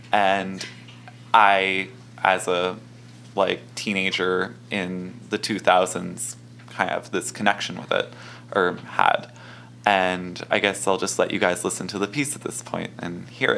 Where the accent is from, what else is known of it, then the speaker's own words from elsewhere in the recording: San Francisco, California, United States; moved away as an adult; now in St. Paul, United States; I'm from San Francisco. I lived there for 18 and some odd years, and now for the last month and a half, I've been living in St. Paul, Minnesota, where I attend McAllister College. I'm a first-year student.